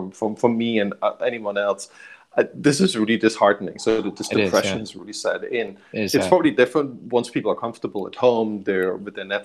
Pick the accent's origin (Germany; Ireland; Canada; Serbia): Germany; now in Bay Area, United States; I grew up in Germany